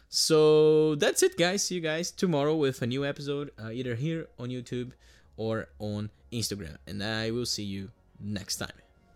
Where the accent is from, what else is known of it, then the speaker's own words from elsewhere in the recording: Brazil; moved away; I'm Brazilian